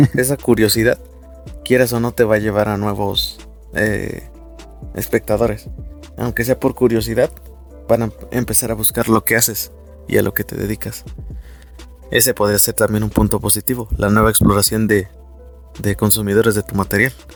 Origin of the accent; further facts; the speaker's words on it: Mexico; como mexicanos